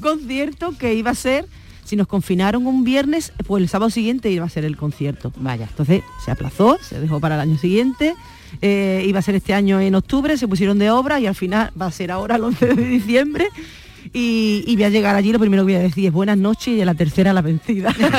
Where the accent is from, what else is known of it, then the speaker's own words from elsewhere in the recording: Huelva, Andalusia, Spain; ir a Huelva, pues que viera imágenes de mi tierra